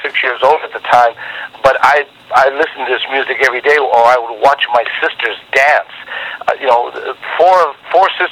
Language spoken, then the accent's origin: English; Los Angeles, California, United States; also born or lived in Laredo, Texas; I was born in Laredo, Texas, and raised in Los Angeles, California